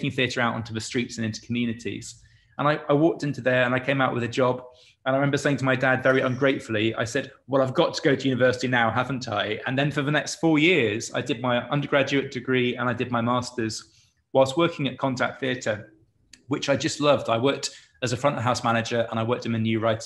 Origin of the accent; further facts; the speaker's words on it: Canterbury, South East England, United Kingdom; I'm from Canterbury, so I'm from Marlowe land